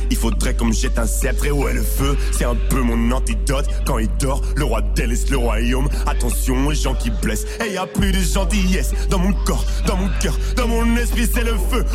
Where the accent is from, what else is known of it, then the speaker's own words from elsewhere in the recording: Linkebeek, Flanders, Belgium; also born or lived in Brussels; on a grandi à Linkebeck avec tout ce qu'on ce dont on avait besoin